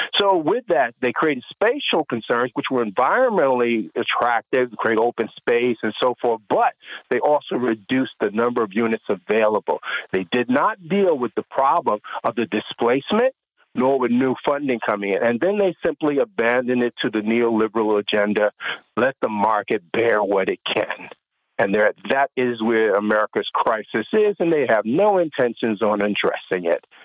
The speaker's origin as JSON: {"language": "English", "region": "New York", "country": "United States", "said": "I'm not a Georgian, I'm a New Yorker"}